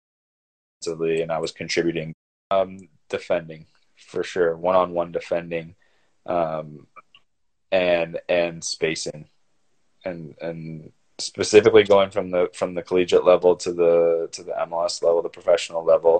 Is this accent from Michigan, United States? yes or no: no; Cleveland, Ohio, United States; moved away as an adult; also born or lived in San Jose / Notre Dame; now in Toronto, Canada; I grew up in Cleveland, Ohio, nowhere near the water